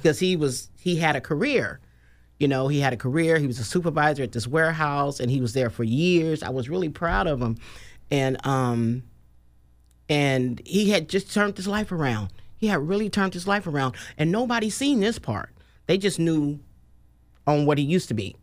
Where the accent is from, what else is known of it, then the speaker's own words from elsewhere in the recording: Oakland, California, United States; now in Sacramento, United States; was born and raised in Oakland